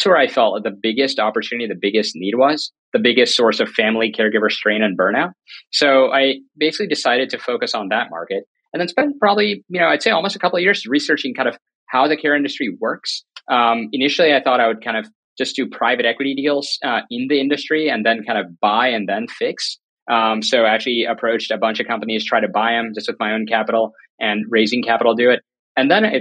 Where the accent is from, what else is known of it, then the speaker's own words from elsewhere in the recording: North Carolina, United States; moved away as an adult; also born or lived in New York City; I grew up in North Carolina, went to UNC Chapel Hill on a full ride